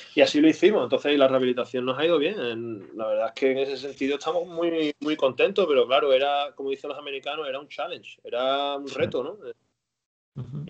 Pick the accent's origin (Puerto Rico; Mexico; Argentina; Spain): Spain; Seville, Andalusia; moved away as an adult; now in Dallas, United States; yo soy sevillano